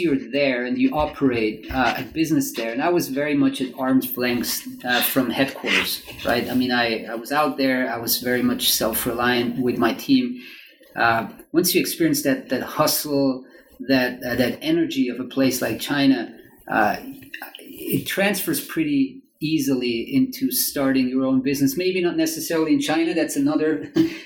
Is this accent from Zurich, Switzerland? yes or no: yes; Zurich, Switzerland; first language German; English is a second language; moved away; So I'm Swiss. I'm originally I grew up in Zurich, very close to Zurich